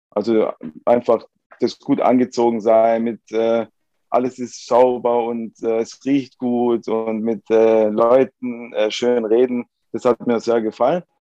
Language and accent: German; Esslingen, Baden-Württemberg, Germany; Genau, meine, meine Mutter ist aus Sizilien, mein Vater ist aus Sardinien. Mein Bruder und ich, wir sind beide in Esslingen geboren. Also sind meine Eltern sind ganz normal äh, als Gastarbeiter damals nach Deutschland gekommen und äh, wir sind hier geboren.